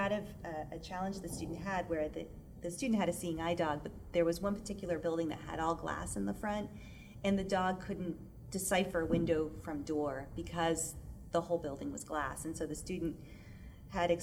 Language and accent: English; Boston, Massachusetts, United States; I was born in Boston. You know, I grew up in Massachusetts